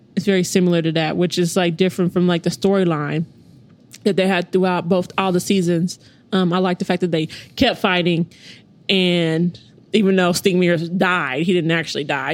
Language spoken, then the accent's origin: English; United States; grew up um, on the east side.